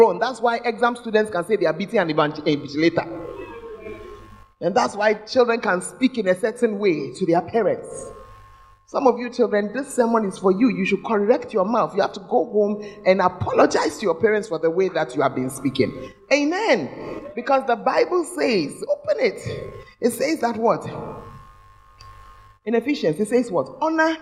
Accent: Ghana; moved away as an adult; we're hungry as believers who had come from Ghana, where we get good spiritual food

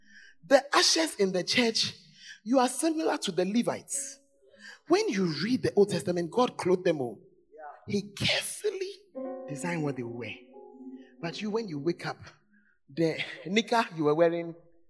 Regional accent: Accra, Greater Accra, Ghana; I'm from Accra

